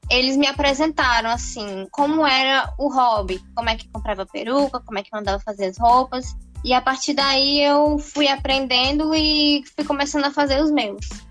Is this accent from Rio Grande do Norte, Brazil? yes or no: yes; Natal, Rio Grande do Norte, Brazil; sou daqui de Natal, Rio Grande do Norte